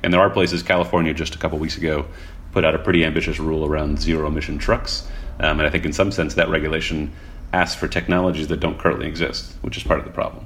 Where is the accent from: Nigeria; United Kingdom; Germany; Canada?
Canada; Montreal, Quebec; moved away; I grew up in Montreal, which is actually a pretty good bike city in its own right